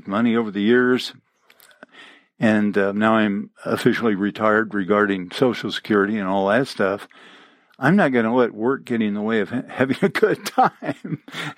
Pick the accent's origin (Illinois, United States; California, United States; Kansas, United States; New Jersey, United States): Illinois, United States; Champaign-Urbana; I grew up mostly in Champaign-Urbana, Illinois, on the prairie, where there were no hills, there were no rocks